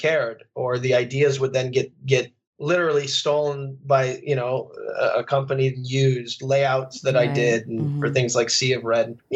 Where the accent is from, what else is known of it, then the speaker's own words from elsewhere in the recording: Phoenix, Arizona, United States; where I grew up in Phoenix.